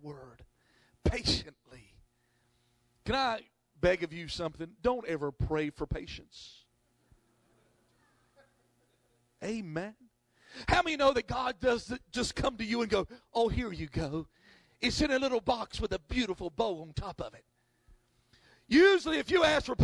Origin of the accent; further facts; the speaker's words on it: North Carolina, United States; I'm from North Carolina